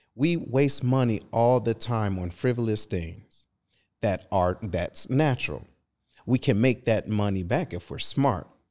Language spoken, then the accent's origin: English; Detroit, Michigan, United States; moved away; I'm originally from Detroit